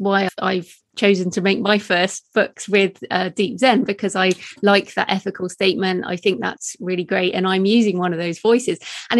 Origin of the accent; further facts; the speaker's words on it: United Kingdom; So I'm obviously British female.